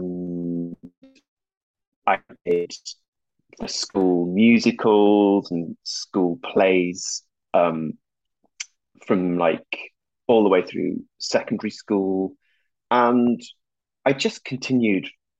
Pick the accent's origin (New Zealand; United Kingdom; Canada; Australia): United Kingdom; Whitby, Yorkshire and the Humber; moved away as an adult; I'm from a town, a little fishing town on the northeast coast of England called Whitby